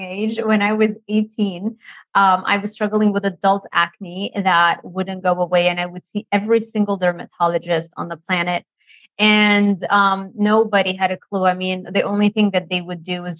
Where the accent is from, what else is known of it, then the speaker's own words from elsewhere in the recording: Lebanon; moved away as an adult; also born or lived in Miami, United States; now in United States; I grew up in Lebanon, by the way. So I've moved and became an American like in 2012